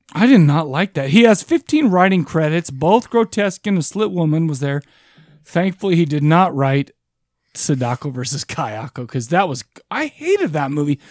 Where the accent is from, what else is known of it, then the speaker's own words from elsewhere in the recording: United States; I'm American as shit.